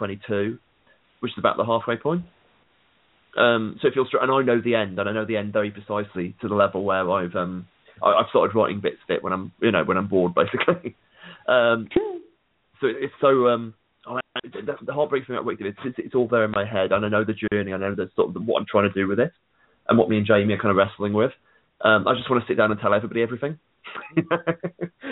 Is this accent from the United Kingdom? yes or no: yes; United Kingdom; I'm a British guy